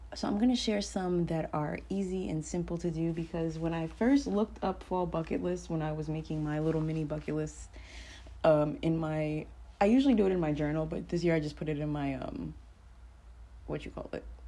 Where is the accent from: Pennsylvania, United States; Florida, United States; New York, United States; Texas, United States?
New York, United States; moved away as an adult; now in Fayetteville, United States; I'm a New Yorker